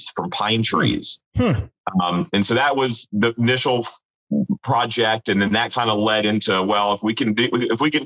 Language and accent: English; Marietta, Georgia, United States; So I'm from Atlanta, a suburb of Atlanta called Marietta